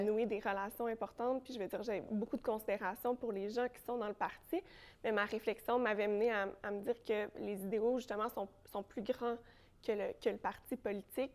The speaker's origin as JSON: {"language": "French", "town": "Sainte-Julie", "region": "Quebec", "country": "Canada", "also_born_or_lived": "Longueuil", "said": "je, viens de la rive sud de Montréal, je viens de Sainte-Julie"}